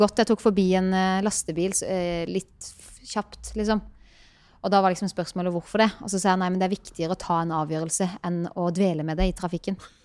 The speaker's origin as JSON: {"language": "Norwegian", "town": "Birkeland", "region": "Agder", "country": "Norway", "tie": "born or raised there", "moved": "yes", "said": "Jeg er fra Birkeland"}